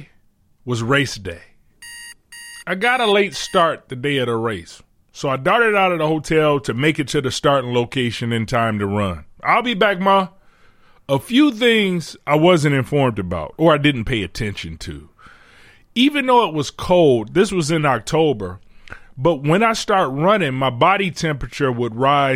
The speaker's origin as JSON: {"language": "English", "town": "Detroit", "region": "Michigan", "country": "United States", "said": "I'm from Detroit"}